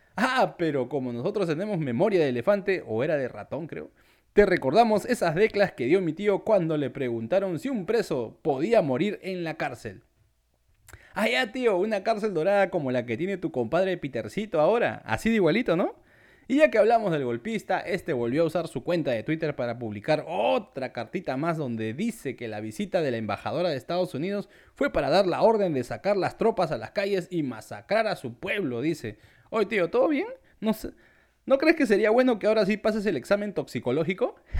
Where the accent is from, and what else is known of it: Peru